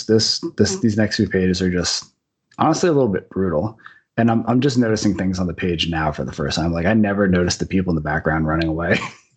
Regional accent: Union Beach, New Jersey, United States; where I grew up in Union Beach, New Jersey

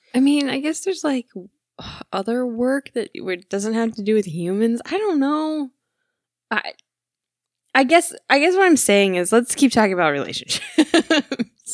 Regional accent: Michigan, United States; I'm from Michigan

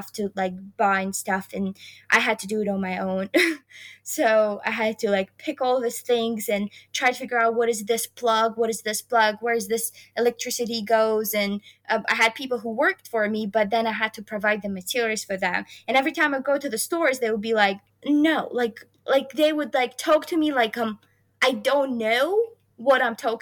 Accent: Khorog, Gorno-Badakhshan, Tajikistan; moved away as an adult; also born or lived in Kansas; now in United States; I have been set values here in Tajikistan that I keep with myself.

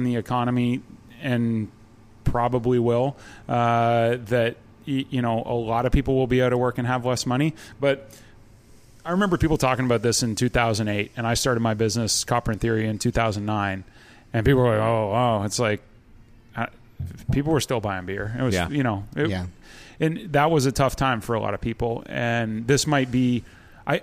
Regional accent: Ontario, Canada; moved away; I'm from Ontario, so I say 2-4

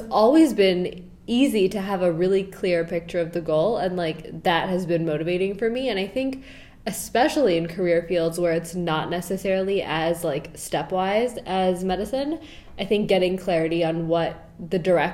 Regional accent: Chicago, Illinois, United States; I'm from Chicago, and my family is originally South Asian, mostly from Pakistan.

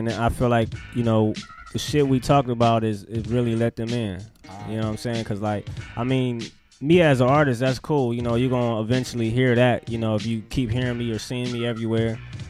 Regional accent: Los Angeles, California, United States; I'm from Los Angeles.

